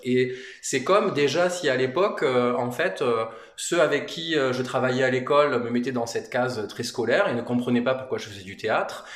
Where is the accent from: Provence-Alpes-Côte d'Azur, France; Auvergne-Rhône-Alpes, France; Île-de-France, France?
Provence-Alpes-Côte d'Azur, France; Manosque; on est originaire avec mon épouse de, la région. Enfin moi je suis de Manosque, mais c'est quand même de la de la région